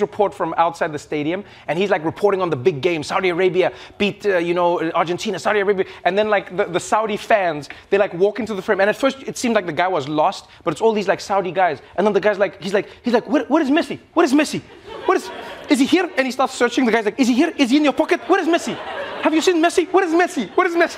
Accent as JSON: {"language": "English", "country": "South Africa", "said": "being South African"}